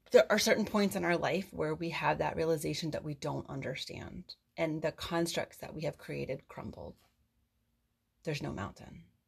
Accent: East Coast, United States; I'm from the East Coast.

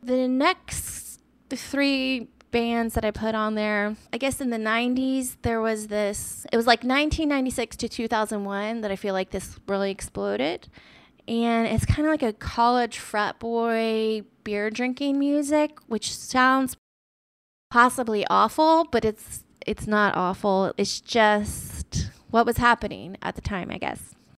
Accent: Austin, Texas, United States; moved away; Austin, so I'm from Austin

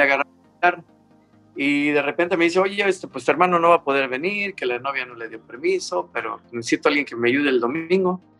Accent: Mexico City, Mexico; yo nací un 16 de diciembre de 1958 en la Ciudad de México. Ah, entonces, México Distrito Federal.

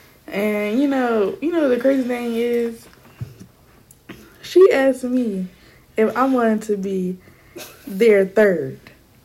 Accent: Chicago, Illinois, United States; moved away as an adult; now in North Carolina, United States; I am from Chicago, Illinois. You know, grew up there. And I moved to North Carolina. For college

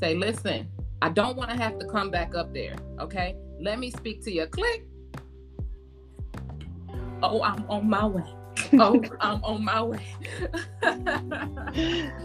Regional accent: Michigan, United States; now in Georgia, United States; I am from Michigan

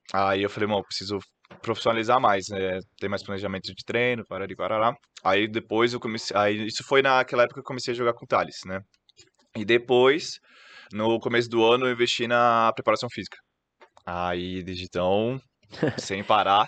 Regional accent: Santos, São Paulo, Brazil; also born or lived in Ribeirão Preto; sou natural de Santos

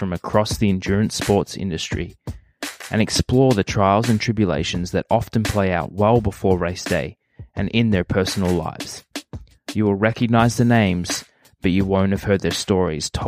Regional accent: Gold Coast, Queensland, Australia; now in North America; growing up on the Gold Coast

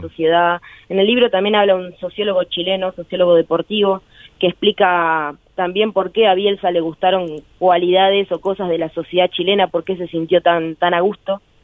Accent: Berazategui, Buenos Aires Province, Argentina; also born or lived in Quilmes; nací en Quilmes, pero toda mi vida transcurrió en Berazategui

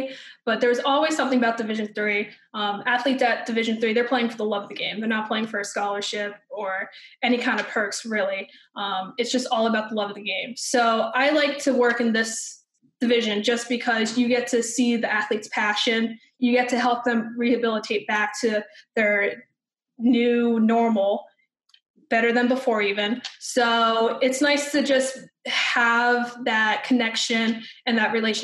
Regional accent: Wilkes-Barre, Pennsylvania, United States; grew up in South Wilkes-Barre, so I'm faithful to Gerry's

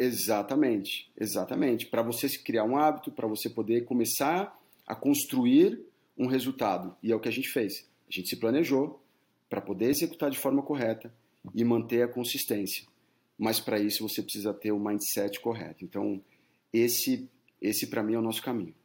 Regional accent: Brazil; moved away as an adult; now in United States

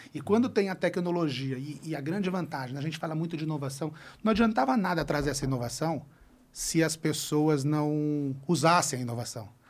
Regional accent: interior of São Paulo state, Brazil; Eu sou do interior, eu sou de. Eu, eu sou paulistano, nasci em São Paulo, mas meu pai faleceu, eu tive que morar no interior uhum. de São Paulo

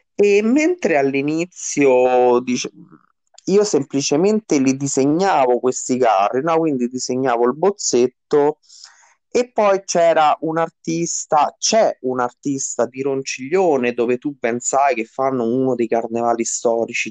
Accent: Rome, Lazio, Italy; moved away as an adult; now in Caprarola, Italy; ho vissuto tutta la mia adolescenza mh, nel quartiere Monte Mario di Roma

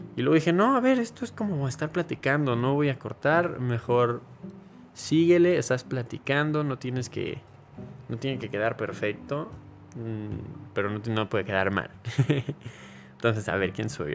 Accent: Mexico; soy mexicano

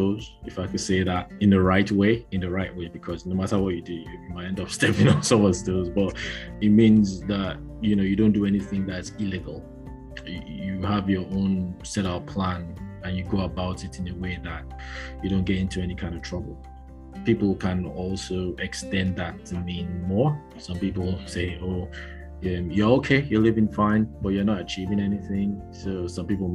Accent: Nigeria; now in United Kingdom; I'm from Nigeria, but I reside in the UK.

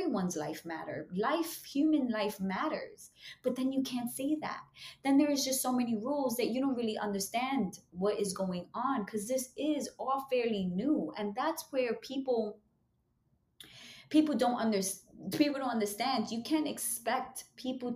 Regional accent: New York City, New York, United States; I'm from Harlem. I still live in East Harlem

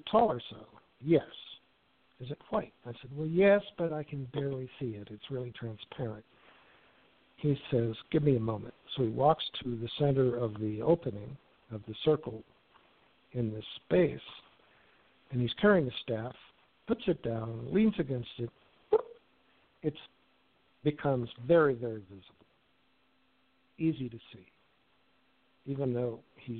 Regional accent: Wichita, Kansas, United States; I grew up in Wichita

